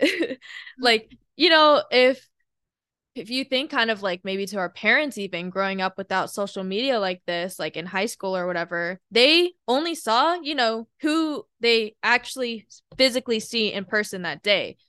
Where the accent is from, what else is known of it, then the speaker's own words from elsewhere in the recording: Washington, United States; moved away; also born or lived in Alabama; I grew up in Washington State, And then we moved to Alabama